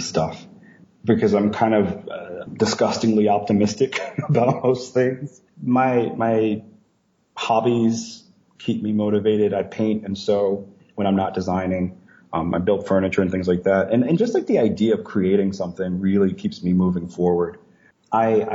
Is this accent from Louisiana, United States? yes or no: yes; Leesville, Louisiana, United States; moved away as an adult; now in Ohio, United States; I came from a situation where looking outside of Leesville, Louisiana was just not really an option. You know, my university is only an hour away from my hometown